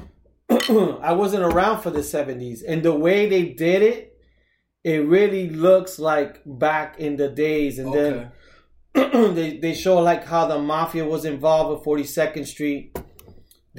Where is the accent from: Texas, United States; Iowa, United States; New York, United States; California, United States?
New York, United States; New York City; back in the days growing up in the Heights